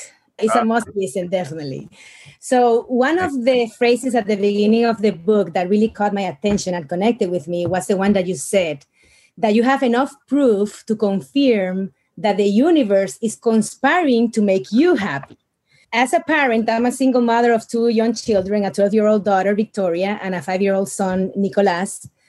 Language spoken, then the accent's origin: English; Dominican Republic; I was born and raised in the Dominican Republic.